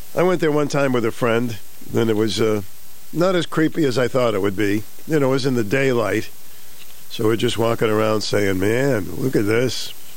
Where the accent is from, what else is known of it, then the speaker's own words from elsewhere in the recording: Boston, Massachusetts, United States; moved away; Where I grew up in Boston, we had the Combat Zone.